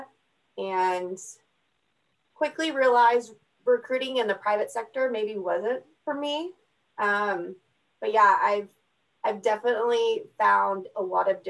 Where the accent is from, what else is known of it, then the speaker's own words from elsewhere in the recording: Texas, United States; moved away as an adult; also born or lived in Oklahoma City, United States; now in Tulsa, United States; I'm from Texas